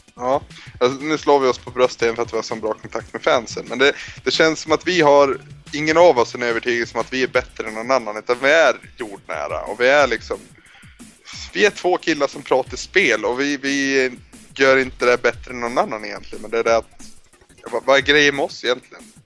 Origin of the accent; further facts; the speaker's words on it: Norrland, Sweden; jag är från Norrland.